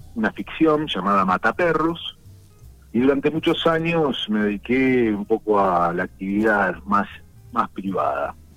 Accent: La Plata, Buenos Aires Province, Argentina; soy aquí platense, nacido en La Plata

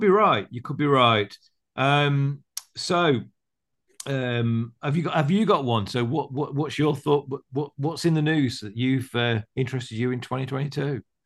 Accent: United Kingdom; I'm British

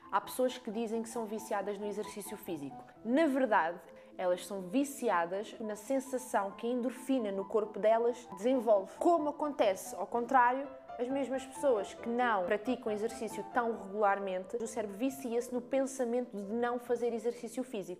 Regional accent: Algarve, Portugal; accent: Algarvian; eu também sou algarvia, nota-se bem aqui pela minha fala

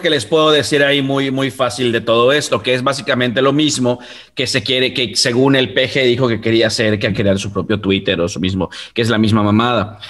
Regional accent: Mexico; now in Yucatán, Mexico; somos eh, mexicanos

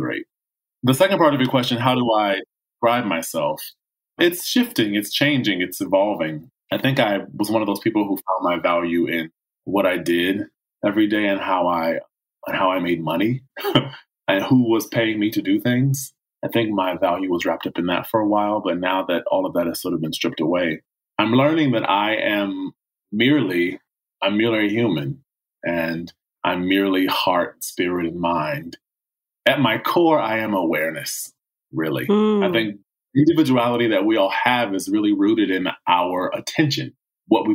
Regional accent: Chesapeake, Virginia, United States; now in Los Angeles, United States; I grew up in Chesapeake, Virginia, 757

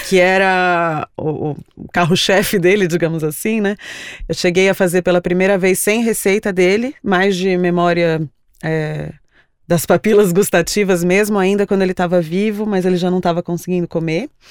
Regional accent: São Paulo, Brazil; Eu nasci em São Paulo, mas todas as minhas raízes paternas são de Alagoas.

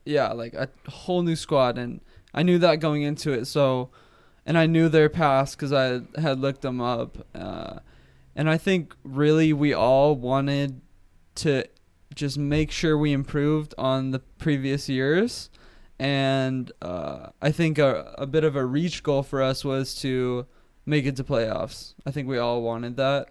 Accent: Oceanside, California, United States; born and raised in Oceanside, California

